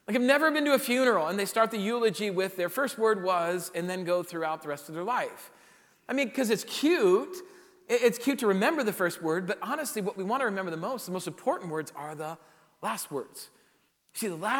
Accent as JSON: {"language": "English", "region": "South Dakota", "country": "United States", "tie": "born or raised there", "moved": "yes", "said": "growing up in South Dakota"}